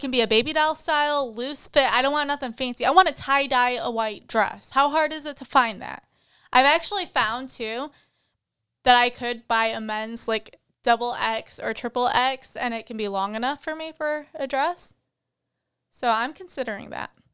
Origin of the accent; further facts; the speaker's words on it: Michigan, United States; moved away; I grew up in Michigan